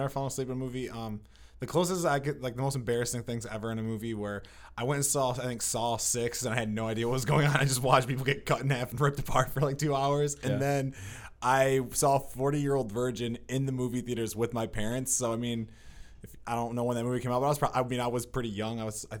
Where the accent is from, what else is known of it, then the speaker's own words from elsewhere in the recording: Harbor Beach, Michigan, United States; I'm from Harbor Beach, which is kind of, it's like nowhere near Lapeer, but it's kind of near.